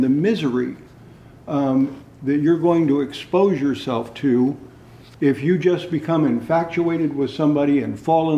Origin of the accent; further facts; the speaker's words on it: California, United States; I was raised in California